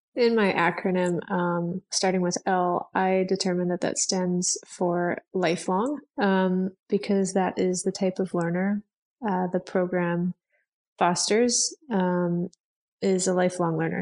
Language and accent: English; Edmonton, Alberta, Canada; also born or lived in Vancouver, Canada; I am from Edmonton, Alberta, Canada